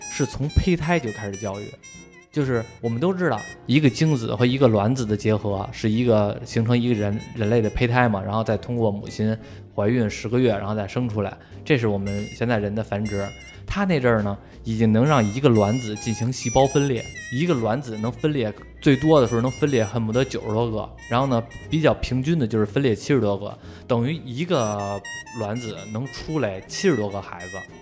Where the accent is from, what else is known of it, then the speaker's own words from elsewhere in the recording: China; 就我们中国人就开始琢磨